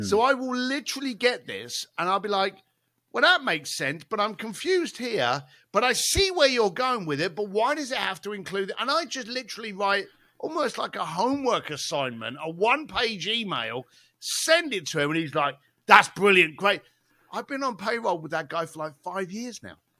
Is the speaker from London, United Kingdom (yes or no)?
yes; London, United Kingdom; moved away; growing up in East London, as a bricklayer